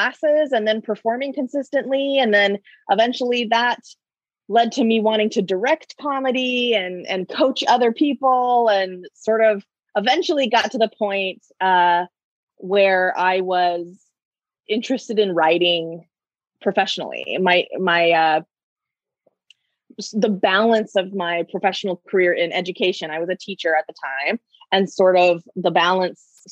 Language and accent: English; Canby, Oregon, United States; I grew up in a small town in Canby in Clackamas County.